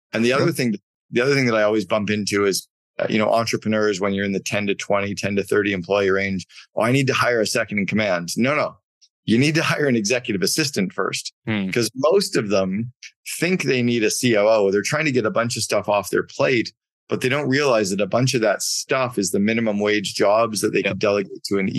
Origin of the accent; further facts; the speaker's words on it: Canada; I grew up in Canada and we played a lot of hockey